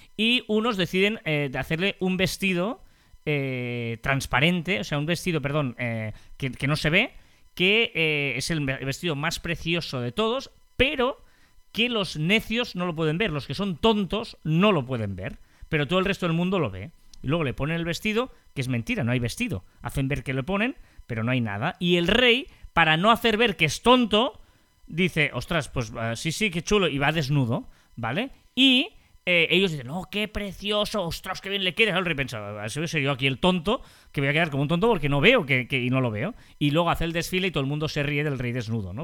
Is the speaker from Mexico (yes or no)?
no; Matadepera, Catalonia, Spain; es de mi pueblo